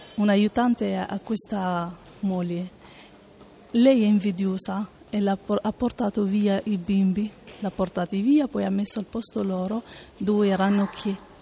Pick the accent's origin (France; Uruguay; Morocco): Morocco; now in Italy; vengo dal Marocco